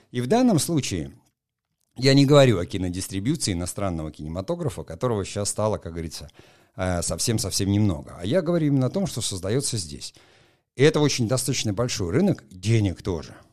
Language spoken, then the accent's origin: Russian; Murmansk, Murmansk Oblast, Russia; я сам из Мурманска, прекрасно знаю, там первая моя съемка на мурманском телевидении состоялась